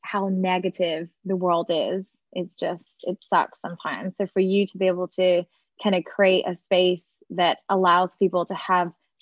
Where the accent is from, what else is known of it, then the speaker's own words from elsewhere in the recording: Scotland, United Kingdom; now in Texas, United States; I'm originally from Scotland, so the UK